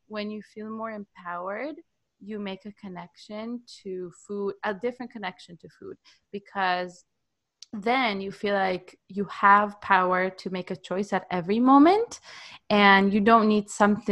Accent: Israel; I'm from Israel

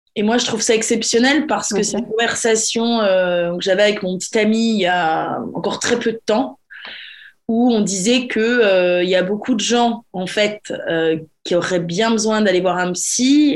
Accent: France; now in England, United Kingdom; je suis franchouillarde, je suis française

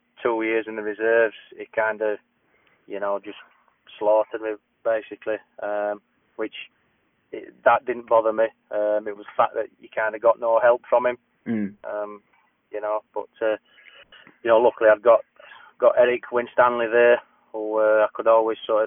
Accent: Barnsley, Yorkshire and the Humber, United Kingdom; I grew up in Barnsley.

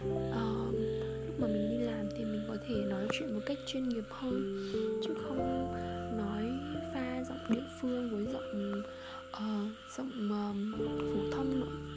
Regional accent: Central Vietnam, Vietnam; một thời gian dài ở nhà luôn là nói giọng quê nên mà khi mình đi làm lại thì việc mà nói lại giọng phổ thông chuyển sang giọng bắc như thế này thì nó rất khó ai nghe vào cũng biết mình là người miền trung cả

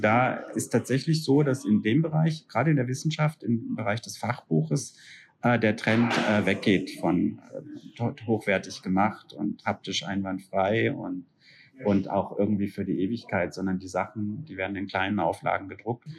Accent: a small town near Freiburg, Baden-Württemberg, Germany; Da, wo ich herkomme, gibt's tatsächlich noch eine richtig gute Buchhandlung, ne? Das ist ein Städtchen mit fünfundzwanzigtausend Einwohnern in der Nähe von Freiburg

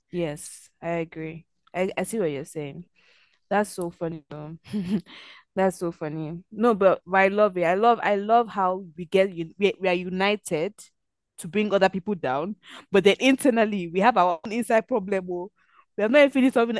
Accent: Nigeria; we're Nigerian

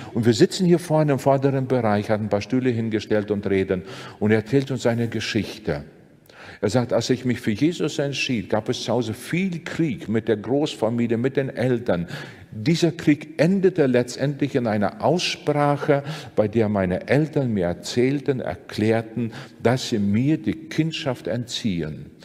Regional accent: Sigulda, Latvia; moved away; die lutherische Kirche in meiner Heimatstadt in Sigulda

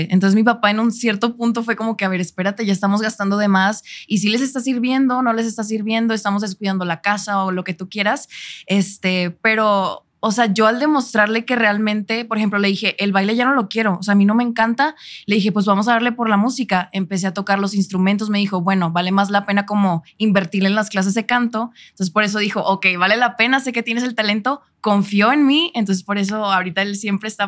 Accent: Monterrey, Nuevo León, Mexico; also born or lived in Chicago, United States; Sí, yo siendo de Monterrey, fíjate que me ven más de acá.

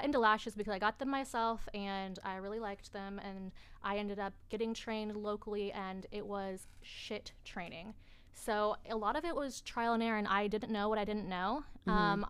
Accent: South Side, Indiana, United States; I was born and raised on the South Side.

